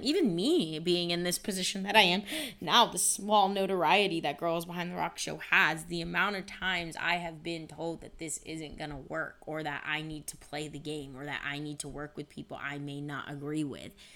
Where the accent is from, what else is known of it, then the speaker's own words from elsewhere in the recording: Avon Lake, Ohio, United States; also born or lived in San Jose, California; born in San Jose, California, but then I grew up in Avon Lake.